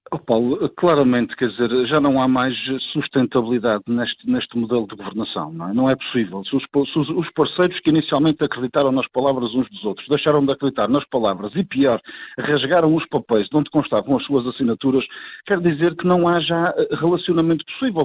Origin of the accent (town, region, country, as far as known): Azores, Portugal